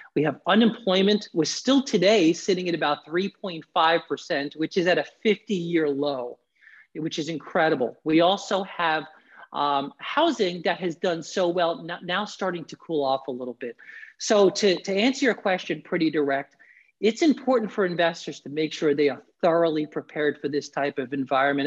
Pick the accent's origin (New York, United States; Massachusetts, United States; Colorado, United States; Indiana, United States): New York, United States; New York City; moved away as an adult; now in Florida, United States; I'm originally from the New York area, New York City